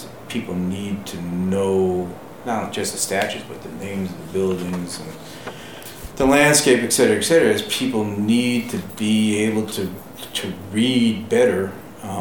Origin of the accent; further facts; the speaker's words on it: New York, United States; moved away; I'm a New Yorker myself.